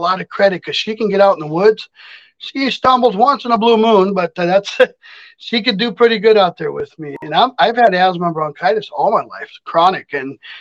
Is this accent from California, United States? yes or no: yes; Watsonville, California, United States; moved away as an adult; now in Minnesota, United States; I grew up in Monterey Bay, California, Santa Cruz. It's in between. It's a little town called Watsonville